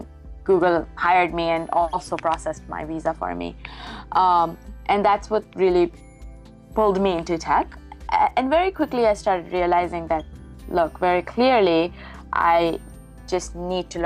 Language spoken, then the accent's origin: English; India; moved away; I grew up in India